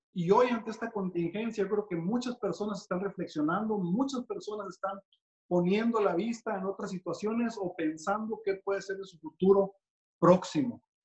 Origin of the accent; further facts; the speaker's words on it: Mexico; como latinos que somos y mexicanos